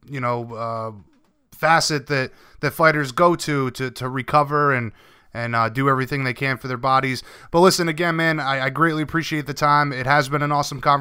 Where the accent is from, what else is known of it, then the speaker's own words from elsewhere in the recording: Rhode Island, United States; I'm from Rhode Island. There's a lot of beaches around here